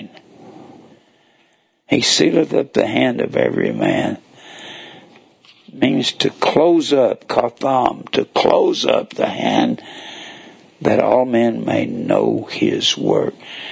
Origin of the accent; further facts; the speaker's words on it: North Texas, United States; moved away; I was raised in North Texas